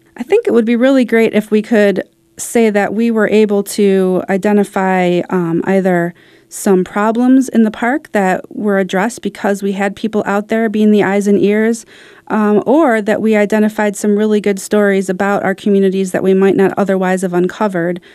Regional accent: Detroit, Michigan, United States; I grew up kinda near Baldock Park, so I went there a bit to sled when I was a kid. And I really, I used, it used to be Angel Park in Detroit

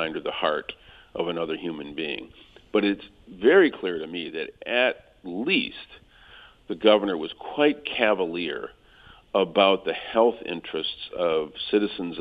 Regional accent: Flint, Michigan, United States; my hometown

